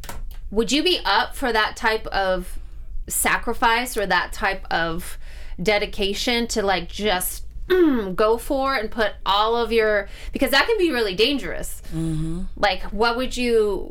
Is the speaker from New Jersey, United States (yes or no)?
no; Missouri, United States; I'm from Missouri.